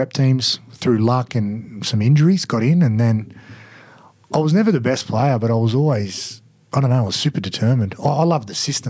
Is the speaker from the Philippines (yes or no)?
no; Wollongong, New South Wales, Australia; also born or lived in Western Sydney / Cronulla; when I grew up in Wollongong and then I moved to out west, I always lived in an area where rugby league was just so central.